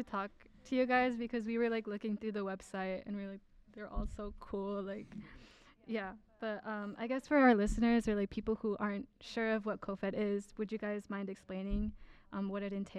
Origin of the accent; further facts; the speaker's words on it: Twin Cities, Minnesota, United States; I'm the project manager for YMC here at Listen Up, and I use they, any pronouns, and I'm from the Twin Cities.